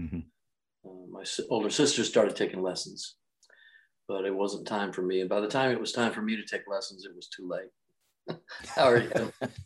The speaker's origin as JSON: {"language": "English", "town": "Refugio", "region": "Texas", "country": "United States", "tie": "born or raised there", "moved": "yes"}